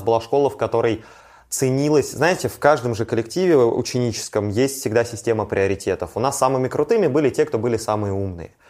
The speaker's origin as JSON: {"language": "Russian", "region": "Saint Petersburg / Leningrad Oblast", "country": "Russia", "tie": "born or raised there", "said": "я вырос ну, конечно, в Петербурге, да. я вырос в Ленинградской области, Ленобласть в этом плане совсем другое место."}